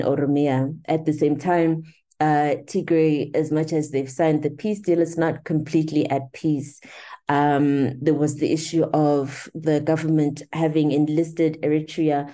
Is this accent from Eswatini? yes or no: yes; Eswatini; I was born in Swaziland.